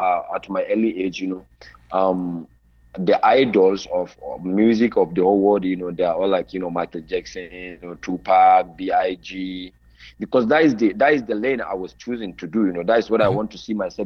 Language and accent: English; Sokoto, Nigeria; moved away as an adult; now in Kaduna, Nigeria; I was born in Sokoto State, the northern part of Nigeria. That is my hometown, and I started my life there, primary, secondary.